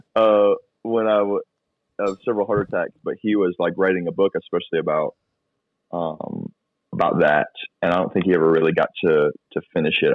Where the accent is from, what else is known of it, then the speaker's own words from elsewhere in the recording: Florida, United States; also born or lived in Georgia, United States; I grew up in Florida, but I was born and raised for the first ten years of my life in Georgia